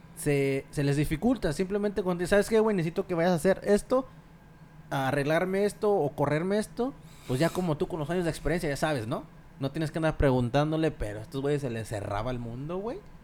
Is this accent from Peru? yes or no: no; Mexico; now in United States; como mexicano